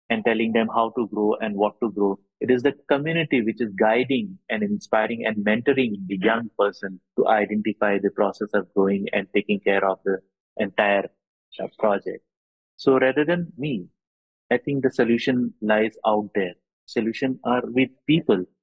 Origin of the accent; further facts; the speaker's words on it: Bomdila, Arunachal Pradesh, India; born there; also born or lived in Assam / Bengal / Delhi / Mumbai; I was born in Arunachal in this beautiful place called Bomdila, which is near Tawang. And I studied in Arunachal for some time and also studied in Assam for some time later on Bengal and, and Delhi and Mumbai later on.